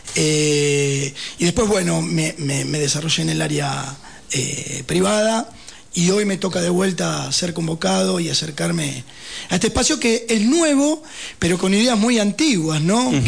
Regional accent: Lanús, Buenos Aires Province, Argentina; now in San Martín de los Andes, Argentina; soy de zona sur del Gran Buenos Aires de Lanús

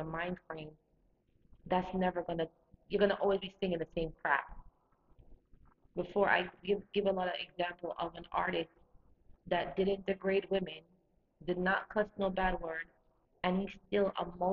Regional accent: Jamaica; moved away; I'm a Jamaican

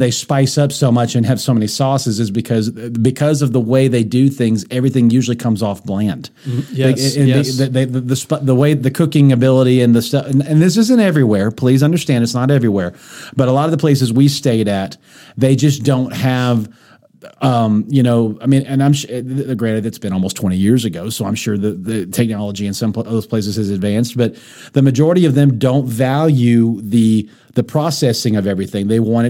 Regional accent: United States; maybe it was just something as an American person I wasn't used to.

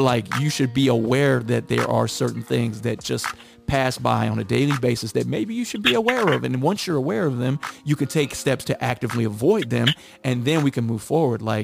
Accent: Midwest, United States; moved away; I moved here from the Midwest, so I came from a very segregated white and black city

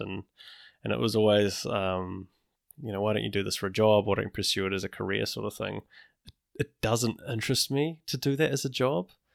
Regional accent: Wellington, New Zealand; growing up in Wellington, I used to do stop go animation

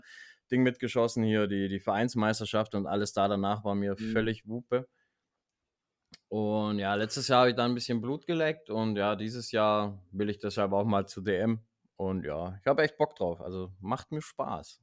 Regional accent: Baden-Württemberg, Germany; bei uns in Baden-Württemberg

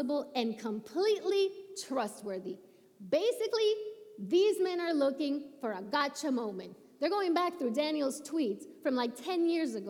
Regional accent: Puerto Rico; moved away; when I was a little kid growing up in Puerto Rico, I went to church 4 times a week

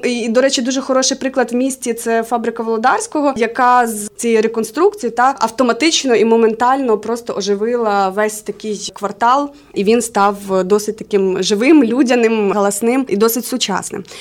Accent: Khmelnytskyi Oblast, Ukraine; moved away as an adult; also born or lived in Kyiv; now in Dnipro, Ukraine; Я взагалі з родом з Хмельницького. Там зараз живуть мої батьки, мій брат

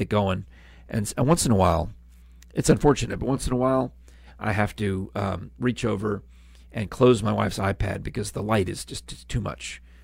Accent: New York, United States; also born or lived in Virginia / California; now in Tennessee, United States; a house with my family growing up in New York

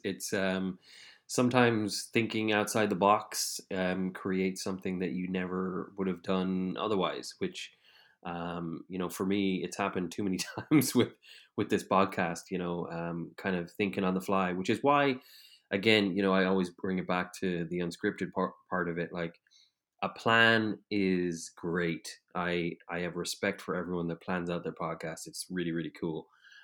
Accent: Ireland; because I'm Irish

